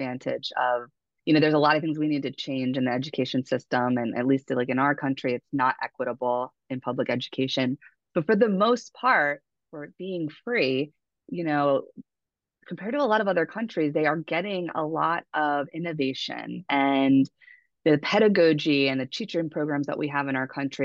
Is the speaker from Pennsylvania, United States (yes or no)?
yes; Pennsylvania, United States; also born or lived in Hawaii; I felt a culture shock even when I moved back from Hawaii to Pennsylvania